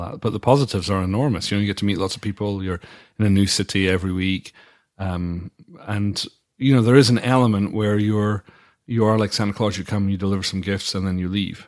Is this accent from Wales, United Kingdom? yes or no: no; Dundee, Scotland, United Kingdom; moved away; my hometown of Dundee